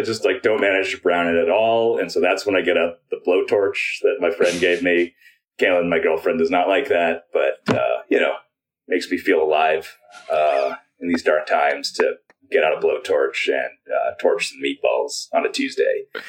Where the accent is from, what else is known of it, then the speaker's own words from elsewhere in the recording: United States; I'm Chinese American